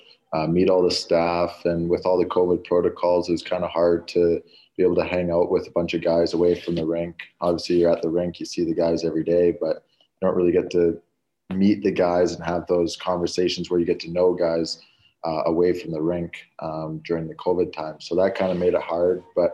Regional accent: North Vancouver, British Columbia, Canada; Obviously, growing up, you're just outside of the city, but you still kind of have the big city feel, like you said.

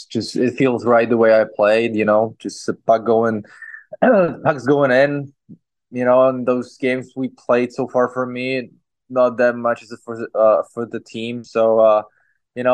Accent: Czechia; English is a second language; moved away; we're from Czech Republic.

